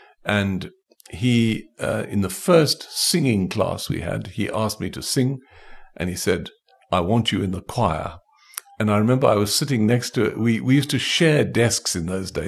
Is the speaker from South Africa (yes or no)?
yes; Port Elizabeth, Eastern Cape, South Africa; born there; I was born in Port Elizabeth. In fact, the house where I was born is still standing in Villiers Road in Port Elizabeth, number 95.